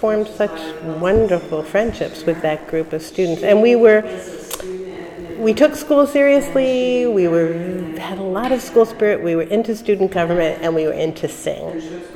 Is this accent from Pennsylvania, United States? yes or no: no; New York City, New York, United States; moved away as an adult; I was born in Brooklyn on East 19th Street and Foster Avenue. I grew up in an apartment building there